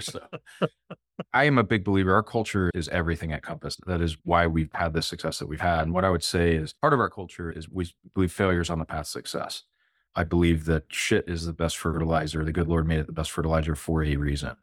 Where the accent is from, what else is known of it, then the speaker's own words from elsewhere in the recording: Plano, Texas, United States; also born or lived in Norwalk, Connecticut / St. Louis, Missouri; now in Dallas, United States; I was born in Norwalk, Connecticut, lived there for first eight or so years of my life, lived a couple years in Saint Louis, and then moved to Plano, Texas, back when it was pretty tiny. and grew up in the public school system